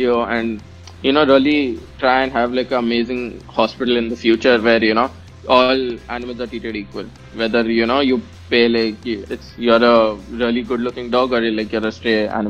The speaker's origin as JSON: {"language": "English", "country": "India", "said": "I'm an Indian"}